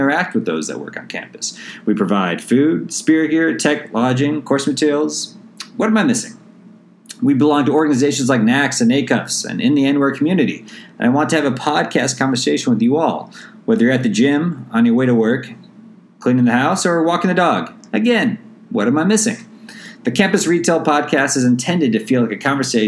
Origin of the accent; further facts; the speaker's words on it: St. Louis, Missouri, United States; moved away as an adult; also born or lived in San Diego, California; after growing up in St. Louis, I moved out to San Diego State for undergrad